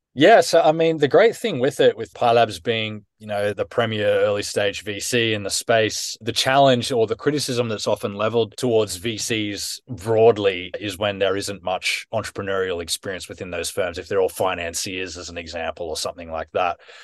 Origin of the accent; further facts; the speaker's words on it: Australia; now in United Kingdom; I was born and raised in Australia.